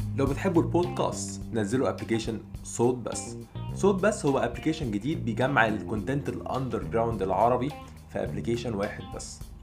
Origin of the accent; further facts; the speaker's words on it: Egypt; also born or lived in Kuwait; سابتنا اربع سنين او خمس سنين تقريبا عايشين لوحدنا واحنا اطفال عند خالتي في مصر